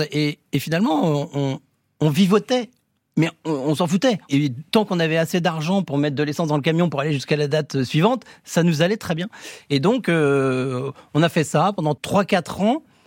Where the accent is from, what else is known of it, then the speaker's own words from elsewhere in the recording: Saint-Brieuc, Brittany, France; moved away; also born or lived in Rennes; Moi, je suis de Saint-Brieuc à la base, et on se retrouve à Rennes.